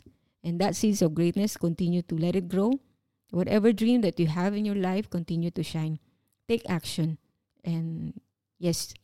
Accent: Philippines; moved away as an adult; working as overseas Filipino

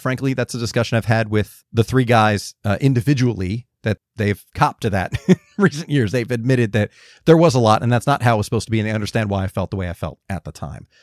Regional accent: Georgia, United States; moved away; also born or lived in Los Angeles; me being a, a Georgian

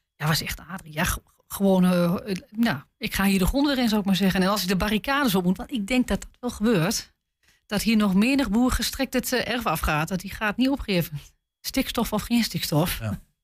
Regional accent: Twente, Overijssel, Netherlands; bij ons in Twente

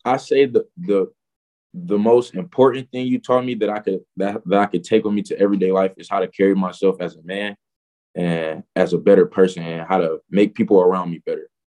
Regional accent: Detroit, Michigan, United States; I'm from Detroit, you know, repping a big 313.

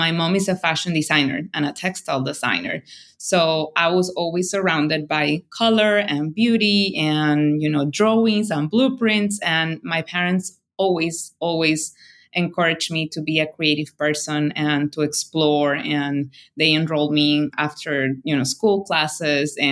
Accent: Barranquilla, Atlántico, Colombia; moved away; I was born in Barranquilla, which is a very coastal town in Colombia

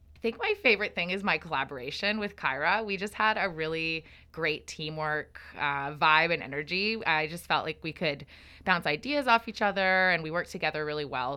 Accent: Calgary, Alberta, Canada; moved away as an adult; now in Victoria, Canada; I'm originally from Treaty seven, or Calgary area, in Alberta.

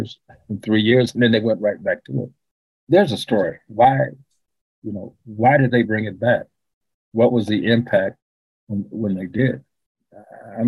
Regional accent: Chicago, Illinois, United States; also born or lived in Waterloo, Iowa; born and raised on the West Side, K-Town

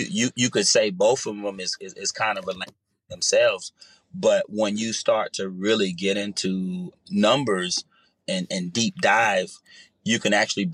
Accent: Jersey City, New Jersey, United States; being young and growing up in the inner city in Jersey City

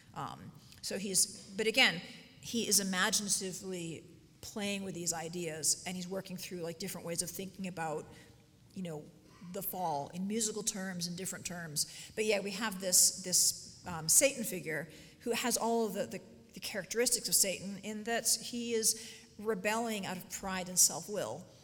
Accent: United States; I am obviously American

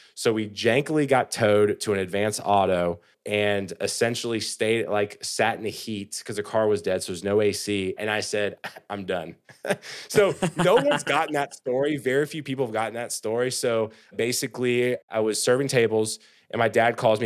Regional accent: South Carolina, United States; moved away as an adult; now in Nashville, United States; I grew up in South Carolina

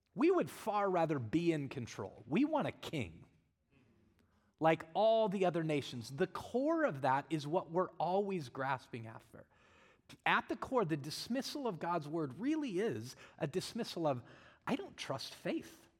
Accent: Colorado, United States; now in Arizona, United States; I'm from Colorado

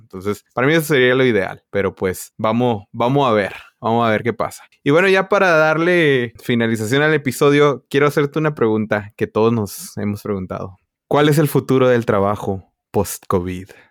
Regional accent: Tijuana, Baja California, Mexico; now in California, United States; como yo soy originalmente de Tijuana

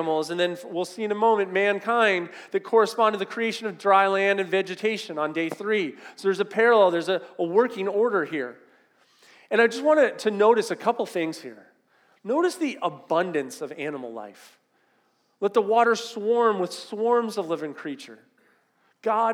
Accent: Southern California, United States; I grew up in Southern California

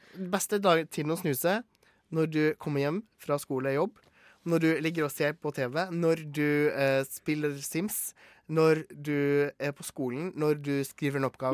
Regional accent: Gloppen, Vestland, Norway; Er Gloppen kommune der, der jeg kommer fra

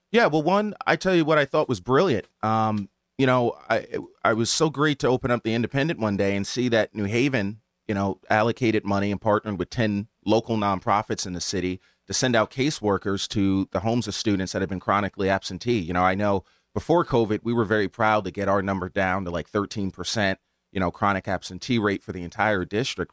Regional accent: Hamden, Connecticut, United States; I grew up in Hamden

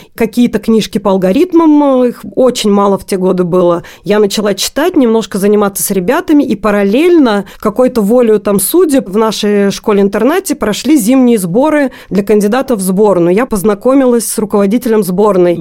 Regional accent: Magnitogorsk, Chelyabinsk Oblast, Russia; moved away as an adult; now in Moscow, Russia; Я из Магнитогорска, Челябинской области

